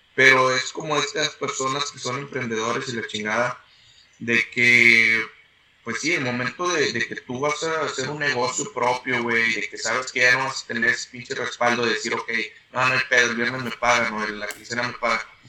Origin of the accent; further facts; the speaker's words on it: San Nicolás de los Garza, Nuevo León, Mexico; moved away as an adult; now in United States; nací en San Nicolás de los Garza el 14 de octubre del 87